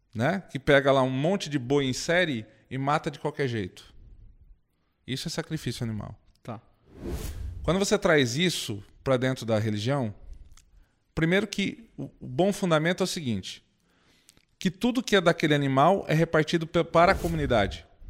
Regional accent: Indaiatuba, São Paulo, Brazil; eu sou de Indaiatuba, volto para lá

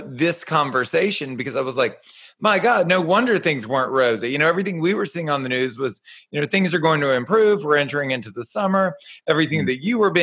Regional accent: United States; as an American being seated in America

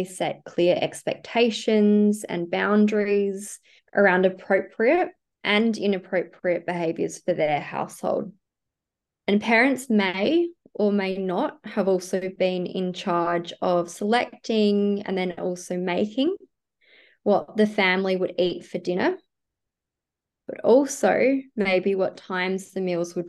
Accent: South Australia, Australia; moved away as an adult; now in Sydney, Australia; I am originally from South Australia and I moved to Sydney about 5 years

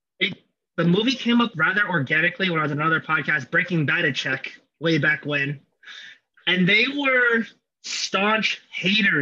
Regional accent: United States; me being an American

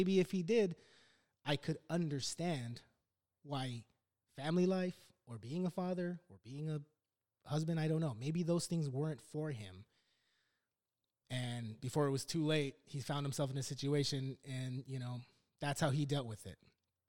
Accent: Los Angeles, California, United States; So I was born in Lakeview Terrace, of all places. It's not as beautiful as it sounds. In 1978, I'm 41 years old. I'm 41. I was born and raised.

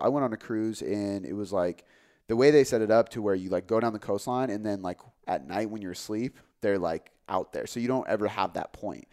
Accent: Des Moines, Washington, United States; I grew up in Des Moines

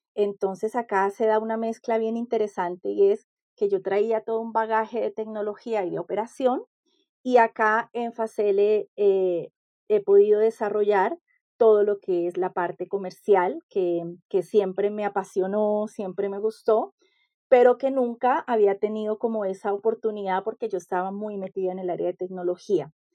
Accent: Colombia; also born or lived in Chile; now in Peru; Que si bien yo soy colombiana, eh, ya prácticamente era casi extranjera en mi propio país, ¿no? Después de tantos años fuera de Colombia

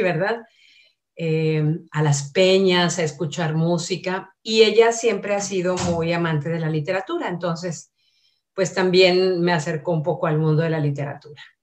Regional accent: Monterrey, Nuevo León, Mexico; Soy regiomontana

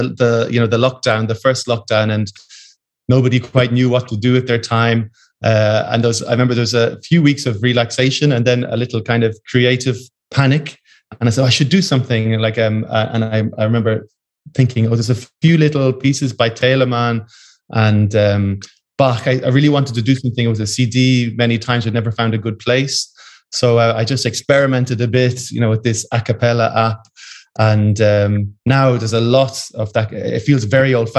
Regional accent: just outside Dublin, Leinster, Ireland; moved away; I came from just outside Dublin.

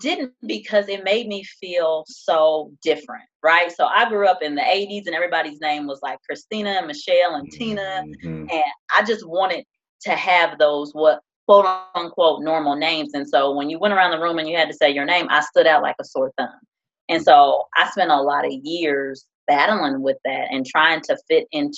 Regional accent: Decatur, Illinois, United States; born and raised in Central Illinois, Decatur, Illinois, to be exact.

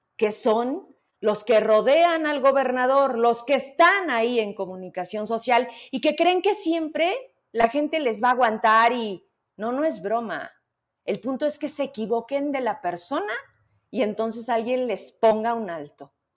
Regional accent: Zacatecas, Mexico; somos esos zacatecanos

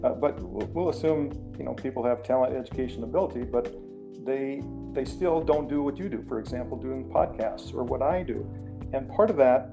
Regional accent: Rapid City, South Dakota, United States; I'm from Rapid City, South Dakota

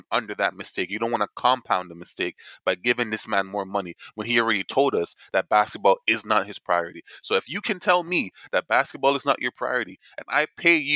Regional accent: Jamaica; we're Jamaican

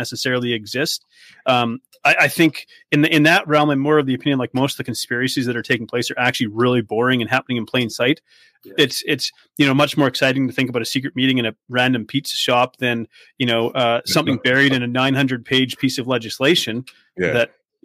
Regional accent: Vancouver Island, British Columbia, Canada; moved away; I come from the West Coast. I come from British Columbia. And over there we have, you know, I come from Vancouver Island

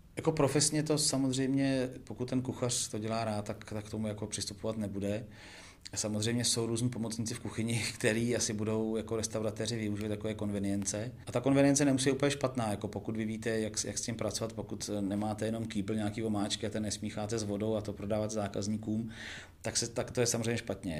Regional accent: Plzeň, Plzeň Region, Czechia; já jsem z Plzně

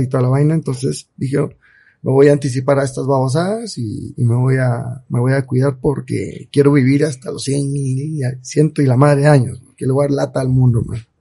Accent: Cobán, Alta Verapaz, Guatemala; Yo soy 100% cobanero, eh, amo mi tierra, viva la tierra de Carlos V, Cobán

